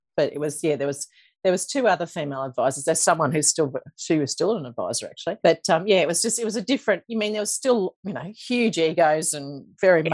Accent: Toowoomba, Queensland, Australia; I grew up in Toowoomba

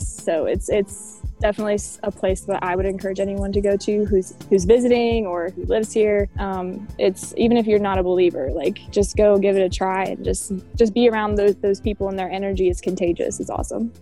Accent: Roanoke, Virginia, United States; moved away as an adult; now in Charlotte, United States; I am originally from Roanoke, Virginia. I was not born there, but I spent most of my life living there.

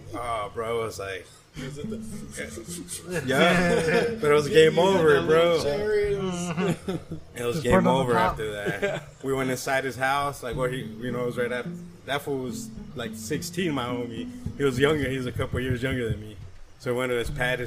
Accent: California, United States; We grew up in Cali

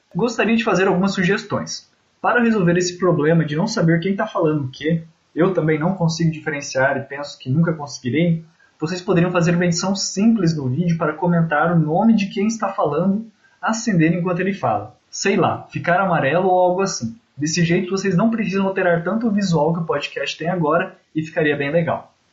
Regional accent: interior of Paraná, Brazil; eu sou do interior do Paraná

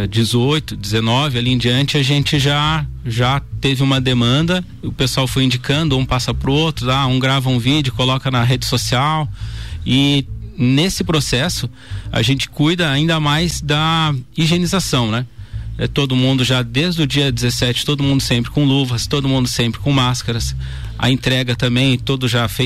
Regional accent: Bom Jesus, Rio Grande do Sul, Brazil; now in Lages, Brazil; Bem, eu sou natural de Bom Jesus, né? Rio Grande do Sul? Bom, Rio Grande do Sul, vim para cá em 97, mas já estou há mais tempo em Lages do que, né, do que fiquei na minha cidade natal.

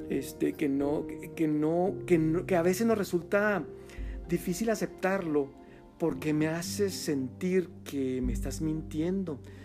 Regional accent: Mexico; aquí a a nuestro México

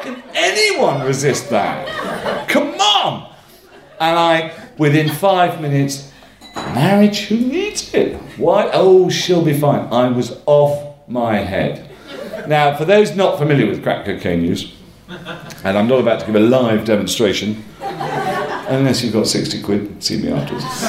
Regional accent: Northumberland, North East England, United Kingdom; now in London, United Kingdom; I come from Northumberland, I come from one of those families

